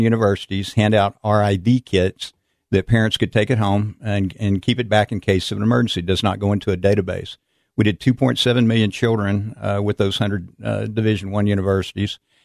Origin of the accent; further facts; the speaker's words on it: San Antonio, Texas, United States; I grew up in San Antonio, Texas.